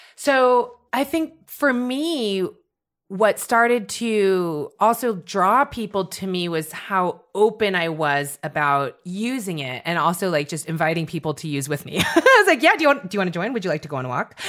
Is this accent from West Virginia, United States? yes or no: no; San Francisco Bay Area, California, United States; moved away as an adult; also born or lived in Philadelphia; now in New York, United States; I'm from the San Francisco Bay Area